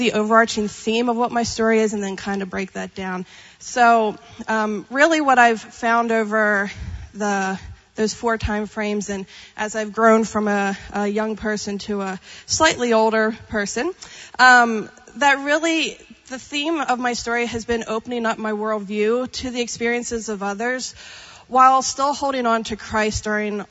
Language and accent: English; Pennsylvania, United States; moved away as an adult; also born or lived in Texas; now in California, United States; growing up in Pennsylvania. So if you're not familiar with Pennsylvania, I grew up in Amish country